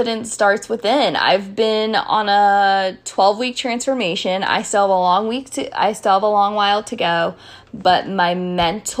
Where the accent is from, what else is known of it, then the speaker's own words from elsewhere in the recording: Frederick, Maryland, United States; I'm from Frederick